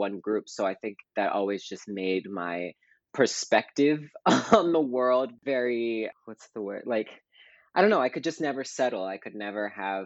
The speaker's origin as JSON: {"language": "English", "town": "Pittsburgh", "region": "Pennsylvania", "country": "United States", "tie": "born or raised there", "also_born_or_lived": "Toledo, Ohio", "said": "I was born in Toledo, Ohio, and then I moved to Pittsburgh, Pennsylvania. So technically, I am a Western Pennsylvania Pittsburgher"}